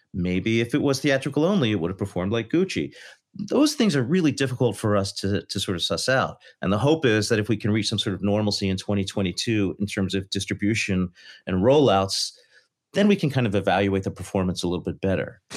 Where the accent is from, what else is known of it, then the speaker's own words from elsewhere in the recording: Philadelphia, Pennsylvania, United States; I'm from Philadelphia